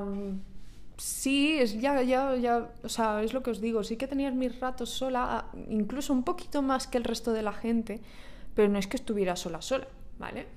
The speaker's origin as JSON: {"language": "Spanish", "country": "Spain", "also_born_or_lived": "Ireland / Georgia / France", "moved": "as an adult", "lives_now": "Dubai, United Arab Emirates", "said": "yo soy de España"}